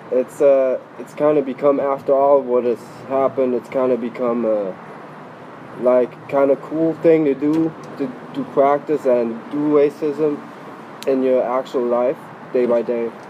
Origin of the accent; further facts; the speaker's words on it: Germany; it was pretty good. Well, I had my uh, aunt and my grandma and my cousin and some some to, yeah, we had a, a pretty good. I had a good childhood over there